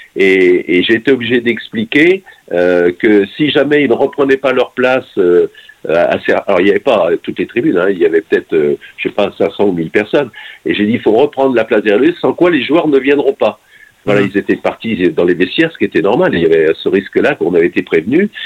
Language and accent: French; Nantes, Pays de la Loire, France; je suis nantais pur jus